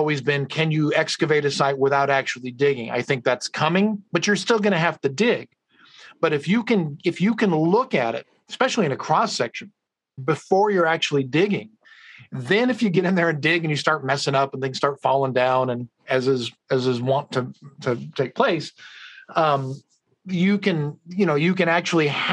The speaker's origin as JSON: {"language": "English", "town": "Madera", "region": "California", "country": "United States", "tie": "born or raised there", "said": "I'm a kid from Central California, right? From Madera, Fresno"}